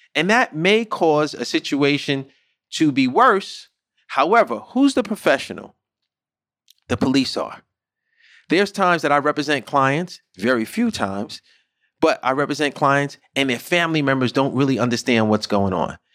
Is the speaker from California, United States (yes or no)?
no; New York City, New York, United States; growing up in the Bronx, growing up in underserviced areas such as Saint Mary's, which is a project in the Bronx